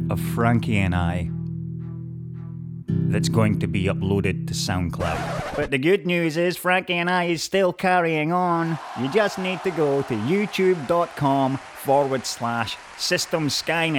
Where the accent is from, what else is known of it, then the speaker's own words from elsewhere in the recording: Scotland, United Kingdom; I'm Scottish